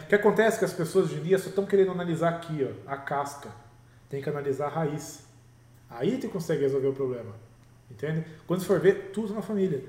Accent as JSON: {"language": "Portuguese", "country": "Brazil", "also_born_or_lived": "Peru", "moved": "yes", "said": "somos nós brasileiros"}